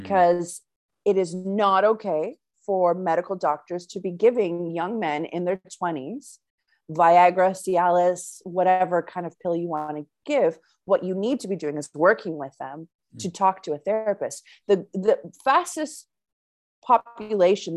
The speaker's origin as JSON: {"language": "English", "country": "Canada", "accent": "Canadian", "said": "my like Canadian accent"}